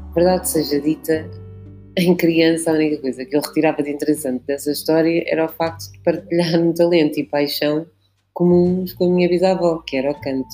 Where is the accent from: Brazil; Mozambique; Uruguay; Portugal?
Portugal; Lisbon; also born or lived in Guinea-Bissau; sou portuguesa, nasci cá, fui criada cá, em Benfica